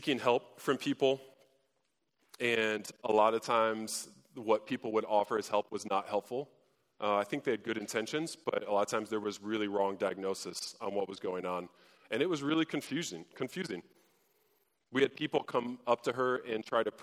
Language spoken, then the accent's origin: English; Fort Wayne, Indiana, United States; I grew up in Fort Wayne